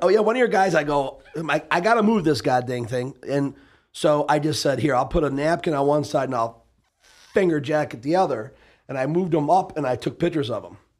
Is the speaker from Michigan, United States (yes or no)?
yes; Detroit, Michigan, United States; born or raised there